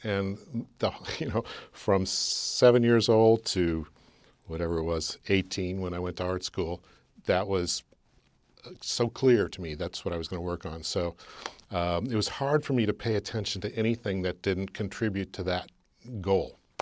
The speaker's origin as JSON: {"language": "English", "town": "Burbank", "region": "California", "country": "United States", "tie": "born or raised there", "said": "I was born in Burbank, California"}